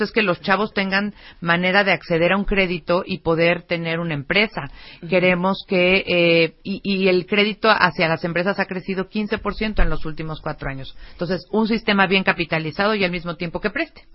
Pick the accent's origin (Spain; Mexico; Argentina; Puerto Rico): Mexico; como mexicanos nos tenemos que sentir bien orgullosos